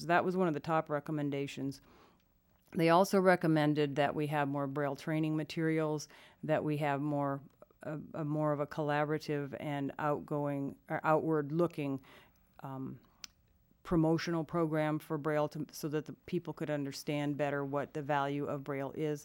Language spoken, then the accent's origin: English; Iowa, United States; I grew up in Iowa